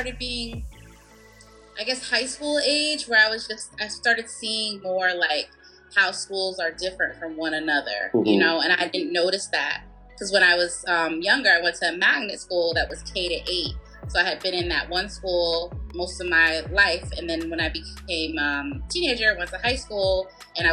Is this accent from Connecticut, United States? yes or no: yes; Bridgeport, Connecticut, United States; moved away as an adult; also born or lived in Baltimore, Maryland; I grew up in Bridgeport, Connecticut, and both of my parents are from Jamaica